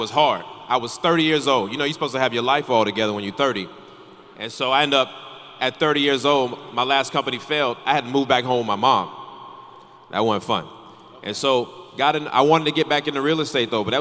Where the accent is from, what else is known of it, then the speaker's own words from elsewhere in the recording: North Carolina, United States; I grew up in North Carolina